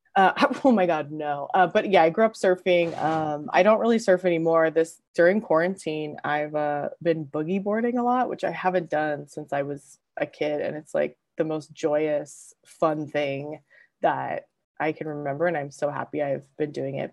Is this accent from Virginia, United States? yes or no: no; Southern California, United States; also born or lived in Los Angeles / San Diego / Newport Beach; I'm from Southern California, born and raised. I grew up between LA and basically San Diego